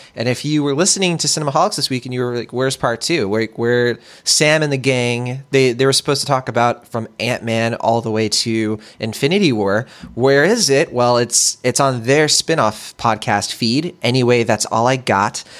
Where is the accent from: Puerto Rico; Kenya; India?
Puerto Rico; now in California, United States; Puerto Rico, um, where I'm from